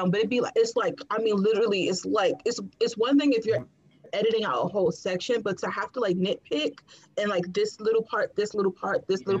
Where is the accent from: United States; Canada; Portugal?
United States; Washington, District of Columbia; moved away as an adult; also born or lived in Pennsylvania; I'm from DC, born and raised